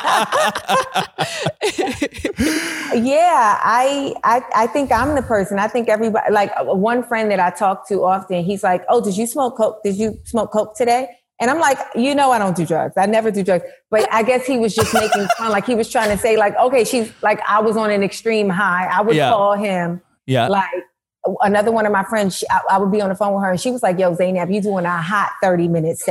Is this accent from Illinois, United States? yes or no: no; New York City, New York, United States; also born or lived in Brooklyn; I grew up in Manhattan, in Harlem specifically